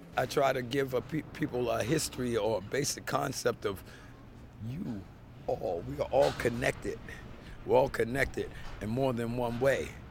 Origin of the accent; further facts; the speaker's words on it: Baltimore, Maryland, United States; moved away as an adult; now in New York, United States; born and raised in Baltimore